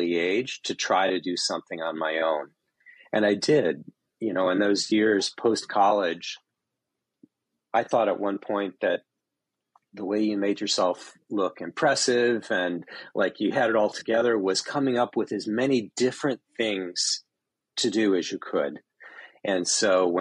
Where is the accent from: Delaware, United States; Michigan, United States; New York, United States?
Michigan, United States; Northern; I'm from Northern Michigan, so very sort of closeted, white, small part of the world. But we lived in a resort community